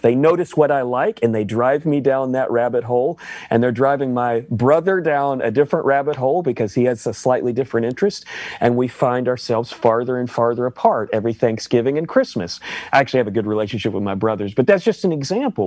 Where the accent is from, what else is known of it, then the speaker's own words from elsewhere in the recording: the Bible Belt, United States; I grew up in the Bible Belt